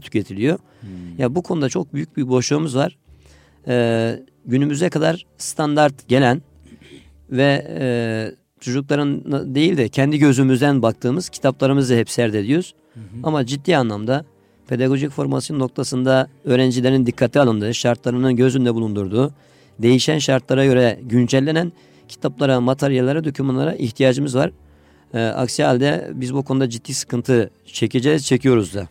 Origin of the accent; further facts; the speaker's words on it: Adıyaman, Turkey; moved away as an adult; now in Istanbul, Turkey; Adıyamanlıyım. Evet. Adıyaman İmam Hatip Lisesi'ni bitirdim